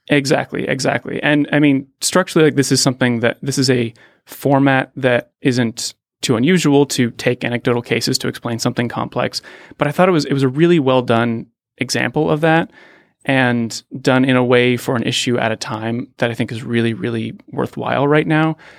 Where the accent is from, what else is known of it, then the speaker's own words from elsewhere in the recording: Pittsburgh, Pennsylvania, United States; moved away; also born or lived in Palo Alto; I grew up in Pittsburgh